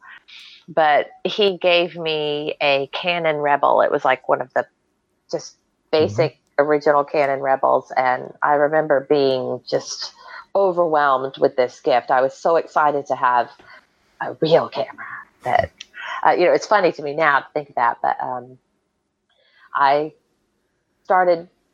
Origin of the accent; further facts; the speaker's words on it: Waco, Texas, United States; I'm from Waco